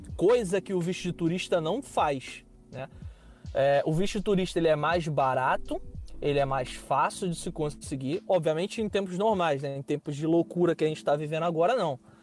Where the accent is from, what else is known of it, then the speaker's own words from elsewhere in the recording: Rio de Janeiro, Brazil; accent: carioca; first language Portuguese; moved away as an adult; Eu sou carioca, nascido e criado numa, em favela.